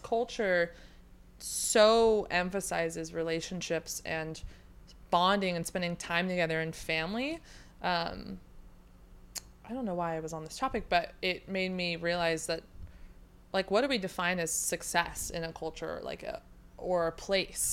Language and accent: English; Sacramento, California, United States; now in San Diego, United States; I'm from Sacramento